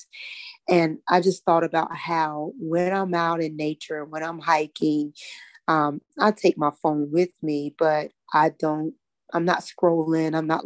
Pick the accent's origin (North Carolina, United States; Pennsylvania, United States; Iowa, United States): North Carolina, United States; I grew up right here in North Carolina, in a little town, 45 minutes outside of Charlotte.